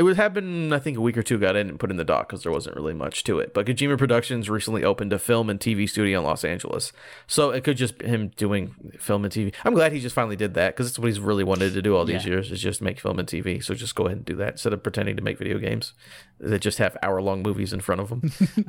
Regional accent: United Kingdom; I'm British.

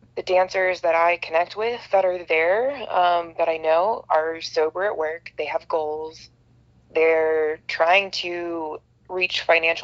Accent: Colorado Springs, Colorado, United States; I grew up in Colorado Springs

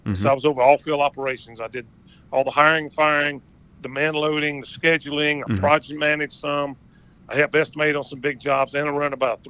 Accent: Macon, Georgia, United States; also born or lived in Lizella, Georgia; All right. I was born and raised in Macon, Georgia.

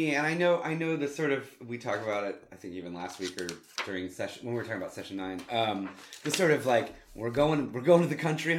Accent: Plano, Texas, United States; And I grew up in Plano.

